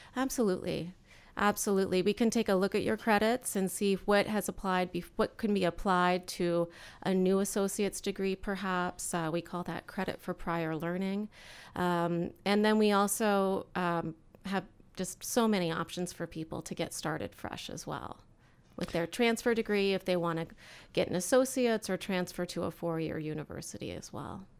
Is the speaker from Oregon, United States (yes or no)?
yes; Eugene, Oregon, United States; moved away as an adult; now in Central Oregon, United States; my parents were public school teachers growing up in Eugene